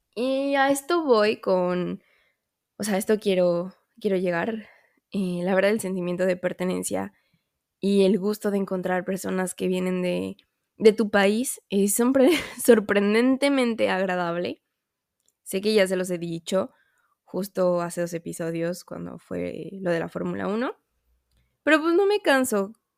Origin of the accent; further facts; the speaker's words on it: Mexico; moved away; yo soy mexicana